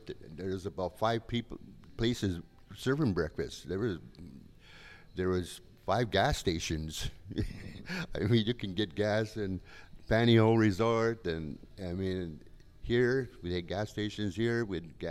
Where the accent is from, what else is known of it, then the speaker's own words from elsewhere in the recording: Hancock, Michigan, United States; also born or lived in California; now in Copper Harbor, United States; I'm from Hancock, and I'm in Copper Harbor